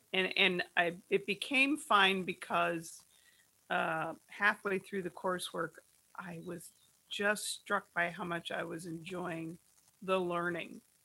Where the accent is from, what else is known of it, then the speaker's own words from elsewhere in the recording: New Jersey, United States; I'm a Jersey girl